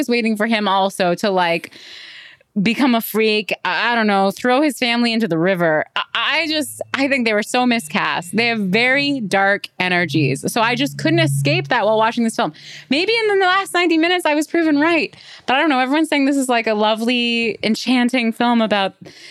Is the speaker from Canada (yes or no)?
yes; Canada; We're Canadian